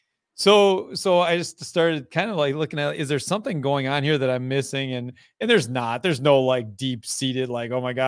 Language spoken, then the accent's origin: English; Fall Creek, Wisconsin, United States; I am from Fall Creek, Wisconsin, Northwest Wisconsin, hour and a half east of Minneapolis, St. Paul on the good side